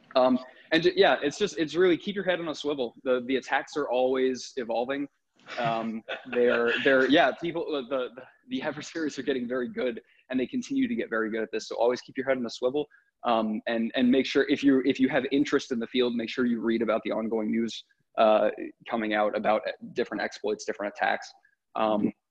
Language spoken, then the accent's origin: English; New England, United States; I grew up in New England